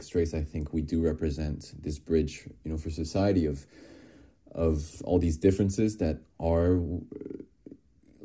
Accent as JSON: {"language": "English", "country": "France", "tie": "born or raised there", "said": "I was born and raised in France, you know, in a smaller town in the Alps."}